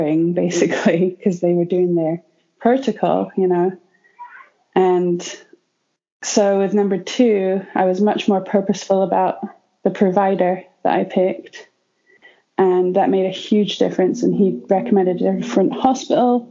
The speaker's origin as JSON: {"language": "English", "country": "United Kingdom", "moved": "as an adult", "lives_now": "United States", "said": "I'm not from America. I'm British."}